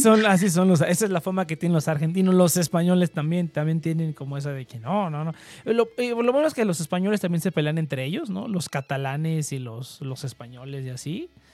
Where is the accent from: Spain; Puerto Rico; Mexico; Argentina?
Mexico; central Mexico; accent: central Mexican, with some norteño; tengo un acento en el que es acento súper de centro, o sea, de centro de México